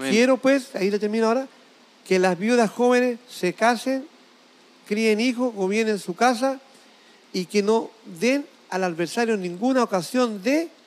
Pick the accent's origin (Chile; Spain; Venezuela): Chile; Pero aquí, en esta mesa, donde nos sentamos nosotros, los hombres de negocio, somos todos chilenos.